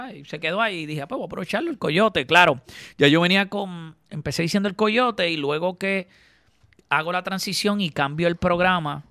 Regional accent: Caguas, Puerto Rico; also born or lived in Gurabo; yo soy de Cagua

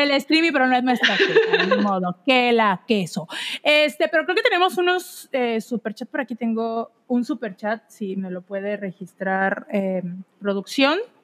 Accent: Veracruz, Mexico; yo que soy de Veracruz y crecí en un hogar eh, cristiano

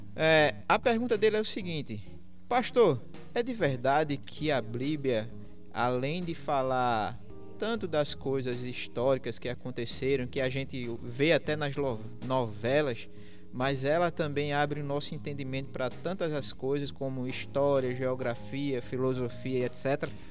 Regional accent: Limoeiro, Brazil; lá da minha terra, de Limoeiro

